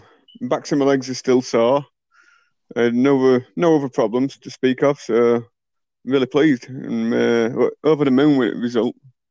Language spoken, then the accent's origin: English; Yorkshire and the Humber, United Kingdom; I'm from Yorkshire.